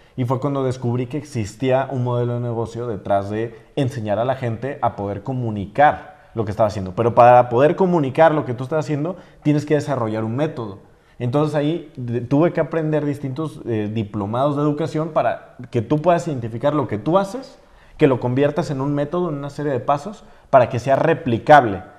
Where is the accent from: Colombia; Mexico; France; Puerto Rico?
Mexico; San Juan de los Lagos, Jalisco; moved away as an adult; yo soy de un pueblo pequeño